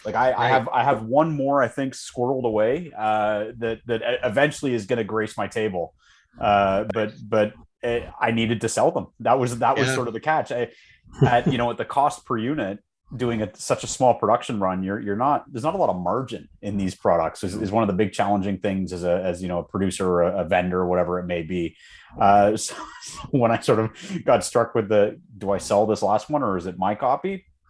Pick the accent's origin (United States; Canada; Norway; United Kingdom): Canada; I know we didn't because we were sharing American supply and they wanted 45.